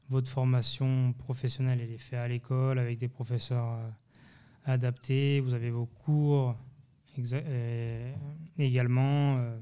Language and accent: French; France; born there; also born or lived in Geneva / Thonon; mes parents sont d'origine portugaise. je suis de parents immigrés. Je suis né en France, mais après j'ai vécu entre Genève et Tonon.